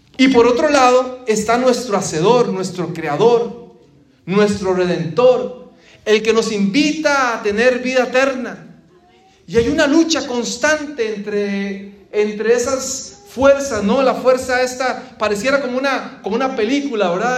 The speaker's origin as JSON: {"language": "Spanish", "country": "Costa Rica", "moved": "yes", "said": "cuando vivía en mi país, Costa Rica"}